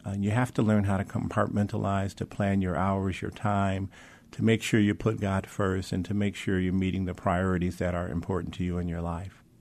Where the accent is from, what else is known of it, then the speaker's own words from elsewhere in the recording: Mount Clemens, Michigan, United States; moved away; grew up in the suburbs of Detroit, little city called Mount Clemens